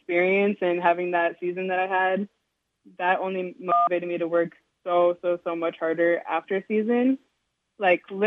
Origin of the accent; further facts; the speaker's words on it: Snohomish County, Washington, United States; also born or lived in Montana; I moved here when I was like 3